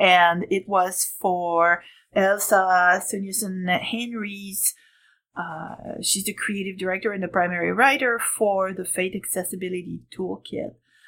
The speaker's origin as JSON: {"language": "English", "country": "Canada", "accent": "French Canadian", "second_language": "English", "said": "if you haven't figured it out from the accent, I'm French Canadian, so we have a whole different language."}